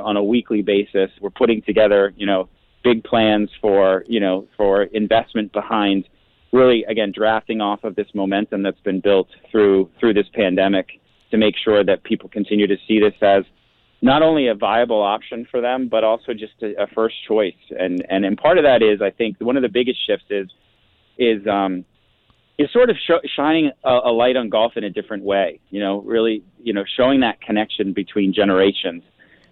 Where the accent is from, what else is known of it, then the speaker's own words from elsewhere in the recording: Massachusetts, United States; moved away; I'm from Massachusetts.